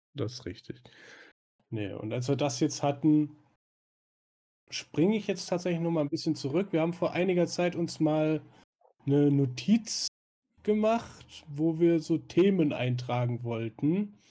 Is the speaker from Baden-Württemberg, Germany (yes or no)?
yes; Swabia, Baden-Württemberg, Germany; da ich ja gebürtiger Schwabe bin